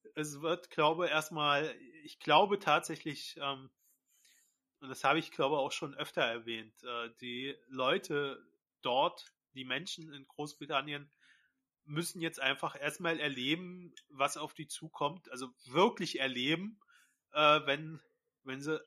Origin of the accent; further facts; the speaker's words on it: Berlin, Germany; wir Berliner